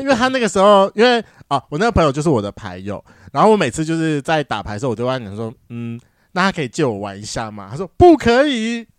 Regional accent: Taiwan; accent: Taiwanese Mandarin (台湾国语); 我刚才是不是很台湾国语啊

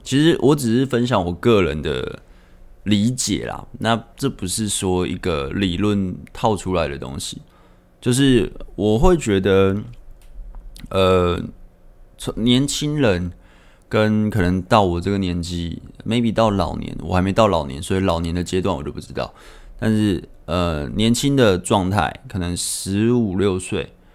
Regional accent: Taipei, Taiwan; 我是台北人嘛，那我是住台北

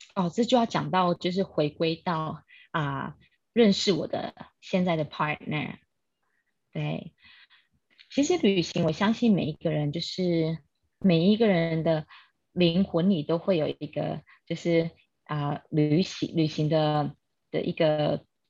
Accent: Kaohsiung, Taiwan; moved away as an adult; also born or lived in Taipei; now in Australia; 我来自高雄，但是我在台北出生。那因为我居无定所

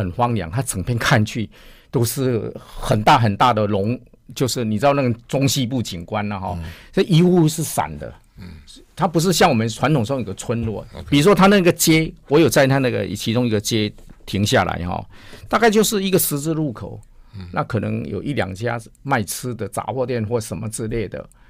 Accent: Taiwan; 听说我们是从台湾来追爱迪生，他很感动。

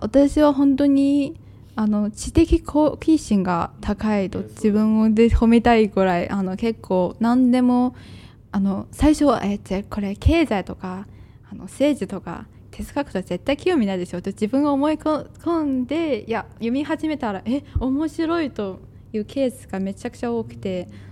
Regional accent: China; Japanese is a second language; now in Japan; 「出身はどこですか?」って聞かれると「中国です」って言って

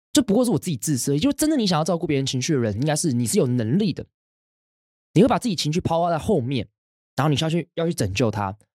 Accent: Hsinchu, Taiwan; now in Taipei, Taiwan; 从我国小开始，我们，我搬到新竹之后

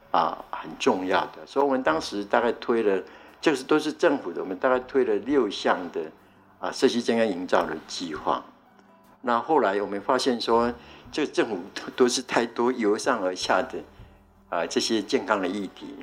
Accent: Taiwan; 我们台湾

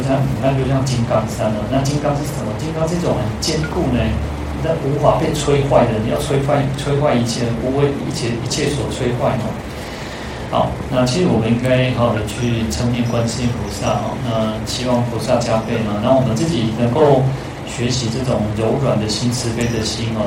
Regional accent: Taiwan; 我这边讲说台语

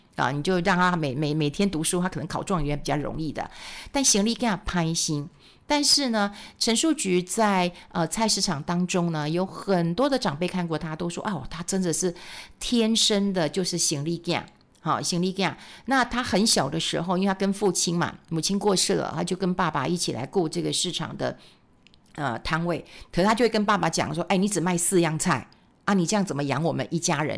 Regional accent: Taiwan; 我们台湾人

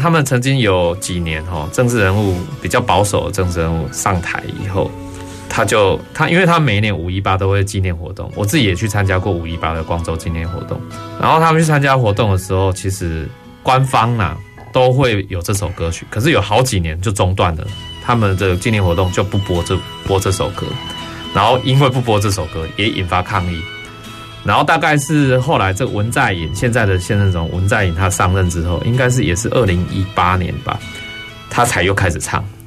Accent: Taiwan; 我们台湾人

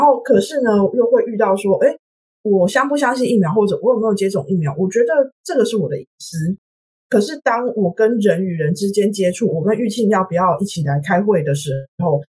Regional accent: Taiwan; now in Sweden; 我是台湾人，所以我平常看新闻

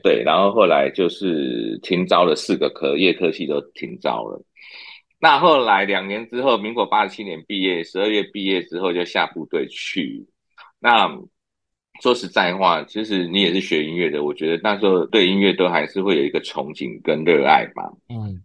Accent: Keelung, Taiwan; moved away as an adult; now in Hualien, Taiwan; 刚好我是住基隆，我基隆人嘛

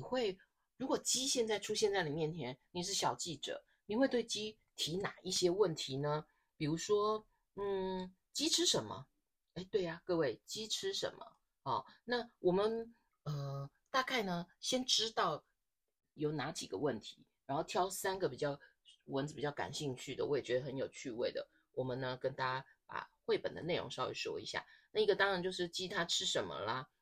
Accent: Taiwan; 我们在台湾日常生活当中

